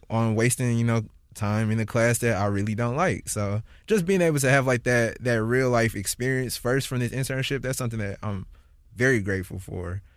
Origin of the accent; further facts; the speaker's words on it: St. Louis, Missouri, United States; moved away as an adult; now in San Francisco, United States; wanted to come back to Saint Louis for my, I think, the eight weeks that I'm here and just, like, experience as much of my hometown as I can